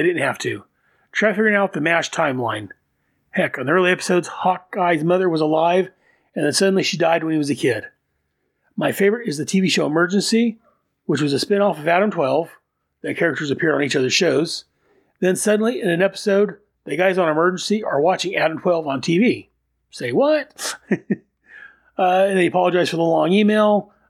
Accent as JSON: {"language": "English", "town": "Lower Sackville", "region": "Nova Scotia", "country": "Canada", "tie": "born or raised there", "said": "Oh, and I grew up in Lower Saxville, Nova Scotia, Canada, near Halifax."}